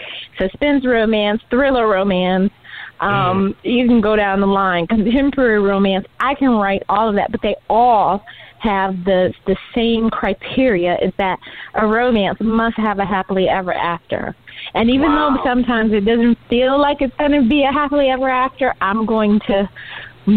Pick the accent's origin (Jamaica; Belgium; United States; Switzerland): United States; Detroit, Michigan; We grew up on Tolkien and Austen and Shakespeare, you know, unlike other kids in Detroit